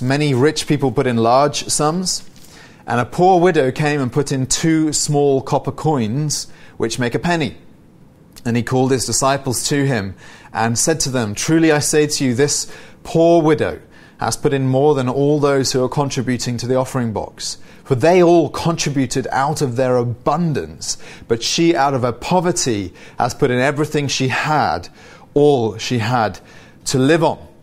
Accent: United Kingdom; I'm British

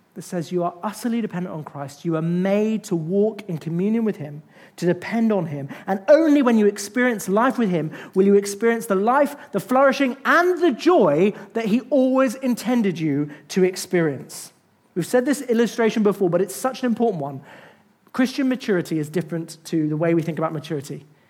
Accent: United Kingdom; I'm British

